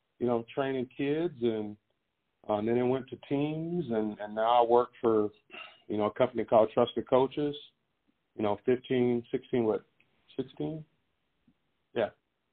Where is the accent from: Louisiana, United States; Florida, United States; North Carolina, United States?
Louisiana, United States; Pineville; moved away as an adult; also born or lived in Austin, Texas; Born and raised in Pineville, Louisiana